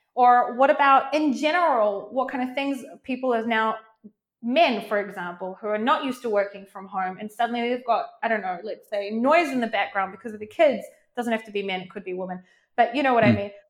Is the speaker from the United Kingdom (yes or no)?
no; New Zealand; now in Israel; I'm originally from New Zealand, um, but mm. I live now in Israel.